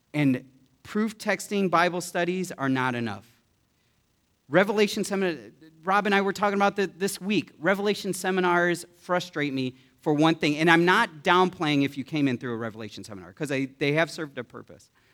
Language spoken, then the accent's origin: English; United States; I am American and I'm proud to be an American